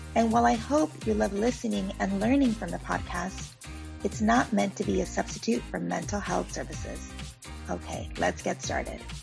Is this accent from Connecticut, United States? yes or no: no; Baldwin Park, California, United States; I grew up in Baldwin Park